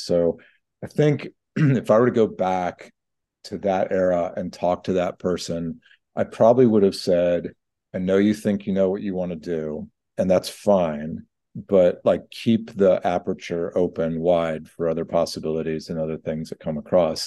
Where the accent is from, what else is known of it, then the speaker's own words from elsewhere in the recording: Atlanta, Georgia, United States; as a junior lawyer working in my hometown, Atlanta.